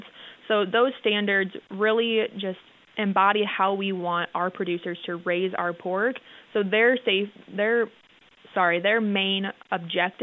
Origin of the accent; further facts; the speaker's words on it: Kingsley, Iowa, United States; moved away as an adult; now in South Dakota, United States; I'm originally from Northwest Iowa, down by Sioux City in a small town of Kingsley.